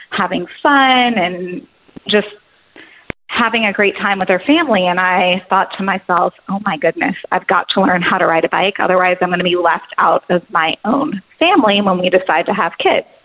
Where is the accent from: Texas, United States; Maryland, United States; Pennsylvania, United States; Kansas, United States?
Texas, United States; Austin; now in Atlanta, United States; I grew up in Austin, Texas, um, and it was super hilly, and my neighborhood had no sidewalks.